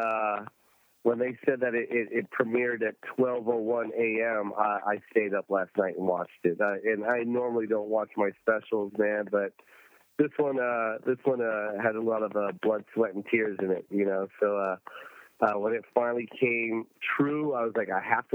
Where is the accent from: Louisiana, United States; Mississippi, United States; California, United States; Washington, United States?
Washington, United States; Tacoma; I'm from Tacoma, Washington